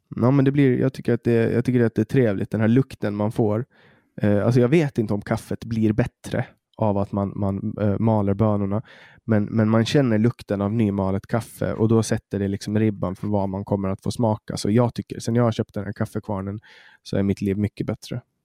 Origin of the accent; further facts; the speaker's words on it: Åland, Åland Islands; här på Åland där jag växte upp